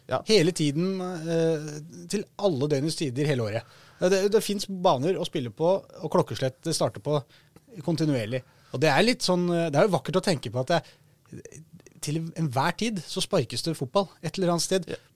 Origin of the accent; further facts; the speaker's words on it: Norway; som nordmann så er ikke det noe, da.